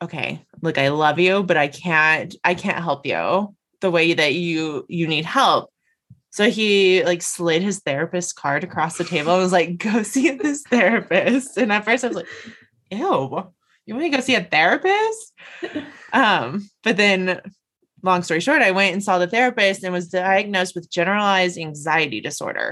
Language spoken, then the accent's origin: English; Las Vegas, Nevada, United States; moved away as an adult; also born or lived in Denver; I moved away from my family. I moved out of state. I grew up in Las Vegas. And so I moved to Denver